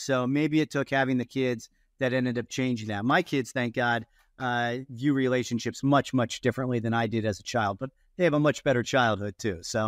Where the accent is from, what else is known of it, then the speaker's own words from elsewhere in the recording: Ohio, United States; growing up in Ohio